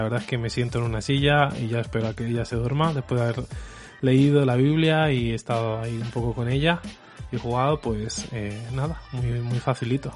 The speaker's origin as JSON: {"language": "Spanish", "town": "Madrid", "region": "Community of Madrid", "country": "Spain", "accent": "Spanish", "said": "si escuchas mi acento, soy español"}